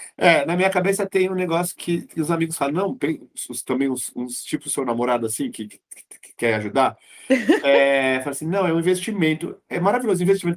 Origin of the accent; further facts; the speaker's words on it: São Paulo, Brazil; eu nasci e cresci na Zona Norte de São Paulo